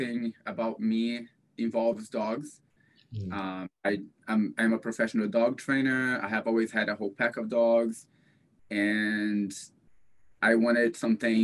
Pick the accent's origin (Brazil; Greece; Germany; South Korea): Brazil; moved away; Growing up in Brazil